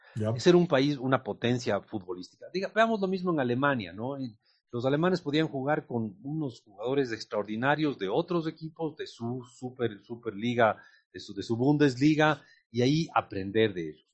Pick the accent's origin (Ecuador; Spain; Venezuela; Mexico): Ecuador; nuestros compatriotas